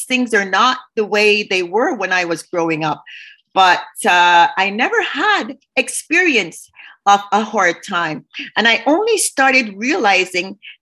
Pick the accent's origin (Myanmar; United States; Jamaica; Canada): Canada; Montreal, Quebec; I grew up on the West Island